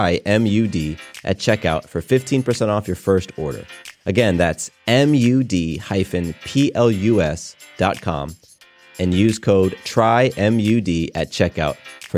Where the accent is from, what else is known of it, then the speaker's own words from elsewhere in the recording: California, United States; born there; I was born in California, but they moved a month before I was born.